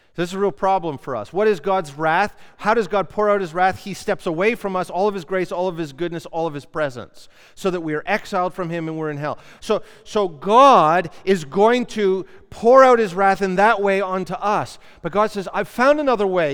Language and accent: English; Canada; we're Canadian.